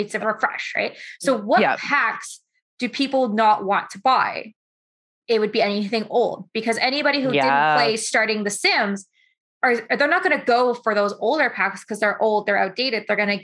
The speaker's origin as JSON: {"language": "English", "country": "Canada"}